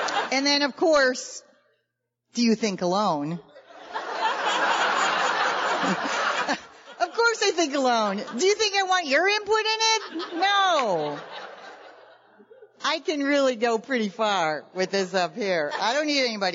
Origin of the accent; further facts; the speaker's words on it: Chicago, Illinois, United States; now in California, United States; We're both from Chicago. We live in California now, but originally we're from Chicago